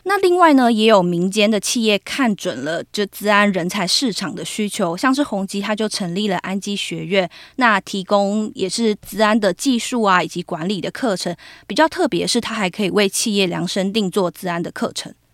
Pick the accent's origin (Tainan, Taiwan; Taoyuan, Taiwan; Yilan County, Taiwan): Taoyuan, Taiwan; moved away; 我都回去我的家乡桃园